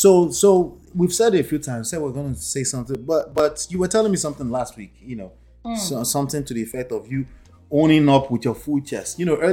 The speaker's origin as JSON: {"language": "English", "country": "Nigeria", "tie": "born or raised there", "said": "the way we were raised in Nigeria"}